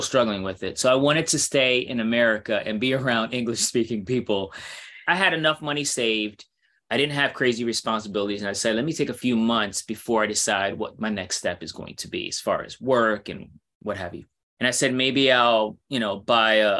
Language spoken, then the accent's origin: English; New York City, New York, United States; I'm from New York City